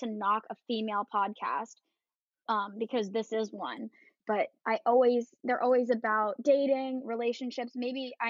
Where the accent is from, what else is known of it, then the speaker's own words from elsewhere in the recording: New Jersey, United States; I am from New Jersey.